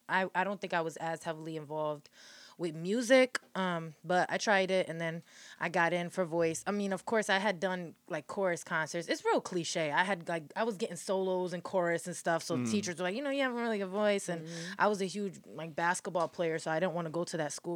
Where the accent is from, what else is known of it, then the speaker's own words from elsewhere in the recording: Hartford, Connecticut, United States; Born and raised in Hartford, yeah.